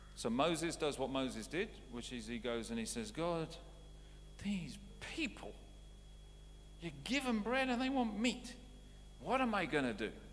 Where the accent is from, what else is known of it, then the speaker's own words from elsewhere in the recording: United Kingdom; moved away as an adult; also born or lived in Canada; I was British before I became Canadian